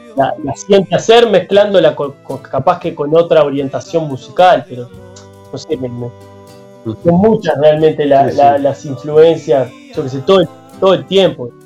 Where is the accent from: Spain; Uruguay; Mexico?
Uruguay